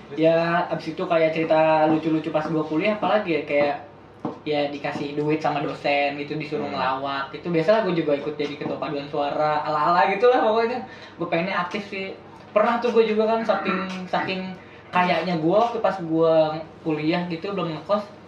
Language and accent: Indonesian; Jakarta, Indonesia; also born or lived in Bandung; kita dari Jakarta